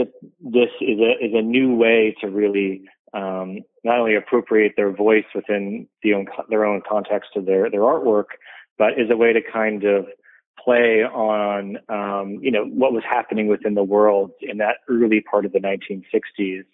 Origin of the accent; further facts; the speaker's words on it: United States; me being an American